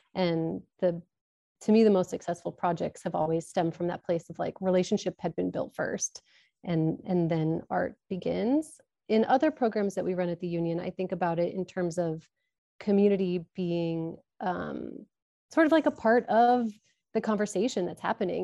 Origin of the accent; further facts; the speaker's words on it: Omaha, Nebraska, United States; moved away as an adult; also born or lived in Pacific Northwest; I'm from Omaha, and when I moved back to Omaha